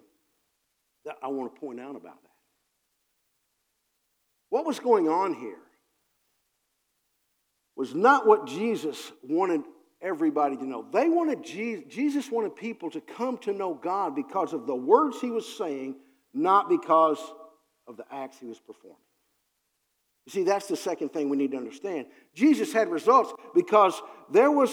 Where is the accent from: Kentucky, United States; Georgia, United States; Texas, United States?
Kentucky, United States; Harrodsburg; also born or lived in Cincinnati; I'm from Harrodsburg, Kentucky